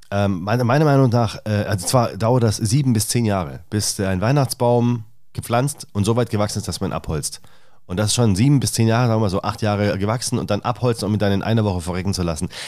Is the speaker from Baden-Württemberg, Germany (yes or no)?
yes; Stuttgart, Baden-Württemberg, Germany; Ich komme aus Stuttgart ursprünglich.